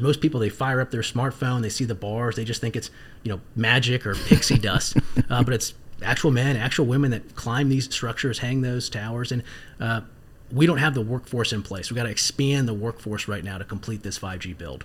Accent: Northern Virginia, United States; also born or lived in South Carolina; growing up in Northern Virginia

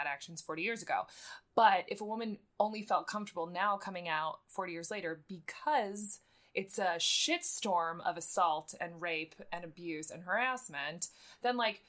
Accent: Buffalo, New York, United States; I grew up in Buffalo, New York, which is the opposite of Alabama

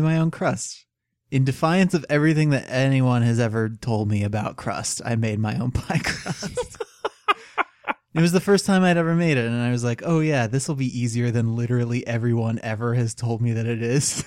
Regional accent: United States; as an American

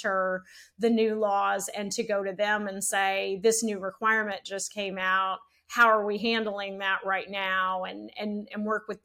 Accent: Shreveport, Louisiana, United States; moved away as an adult; also born or lived in Mississippi / Virginia; now in Dallas, United States; growing up in Shreveport

